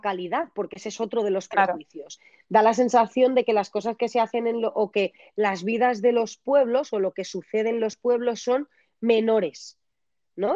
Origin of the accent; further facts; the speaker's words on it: Valencian interior, Valencian Community, Spain; aquí en mi tierra están rodeados de campos de naranjos y mandarinos